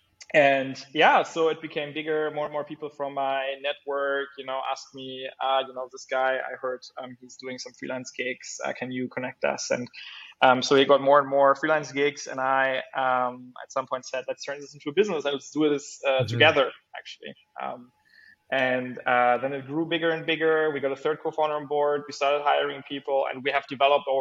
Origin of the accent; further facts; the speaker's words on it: Bremen, Germany; my home state of Bremen